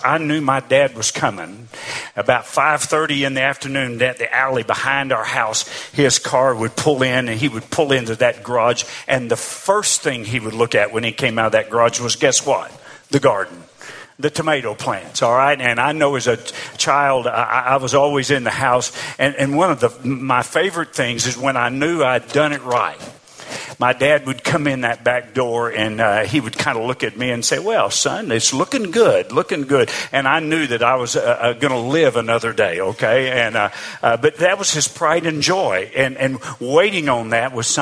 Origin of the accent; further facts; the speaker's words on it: Arkansas, United States; moved away as an adult; I grew up in Arkansas. In fact, I actually lived in the same house my entire life till I got married after going to college